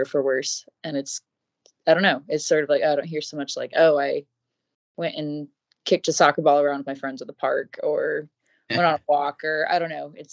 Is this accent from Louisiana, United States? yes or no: no; Everett, Washington, United States; I grew up in Everett, Washington, which is like 20 minutes north of Seattle.